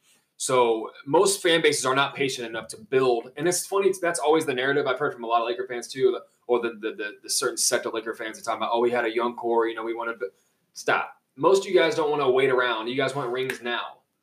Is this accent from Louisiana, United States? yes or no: yes; Cajun, Louisiana, United States; we're Cajun